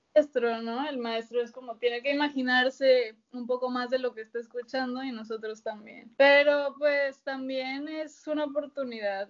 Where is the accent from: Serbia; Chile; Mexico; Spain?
Mexico; Monterrey, Nuevo León; moved away as an adult; yo soy de Monterrey